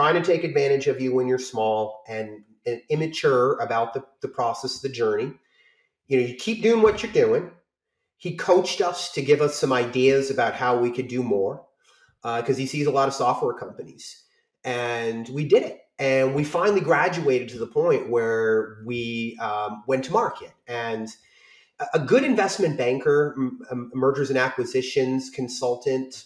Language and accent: English; Maine, United States; I'm from Maine